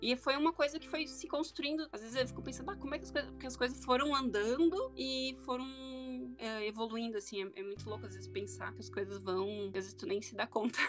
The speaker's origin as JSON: {"language": "Portuguese", "town": "Porto Alegre", "region": "Rio Grande do Sul", "country": "Brazil", "also_born_or_lived": "Nova Petrópolis", "said": "eu sou de Porto Alegre e eu moro uh, entre, entre duas cidades, Porto Alegre e Nova Petrópolis"}